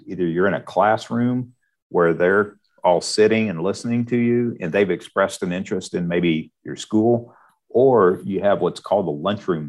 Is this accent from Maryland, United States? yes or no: no; Higginsville, Missouri, United States; I'm actually live and I'm from Higginsville, which is just up the road. So I knew all these schools from growing up